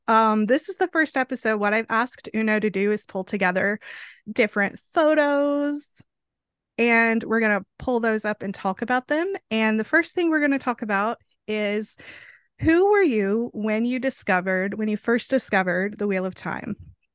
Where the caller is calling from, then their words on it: Arkansas, United States; I am joining in from Arkansas, and we had to align our time zones.